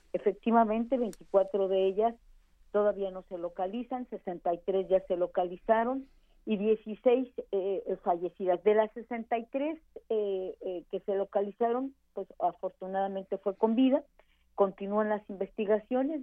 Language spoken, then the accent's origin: Spanish; Ciudad Juárez, Chihuahua, Mexico; yo soy originaria de Ciudad Juárez, Chihuahua.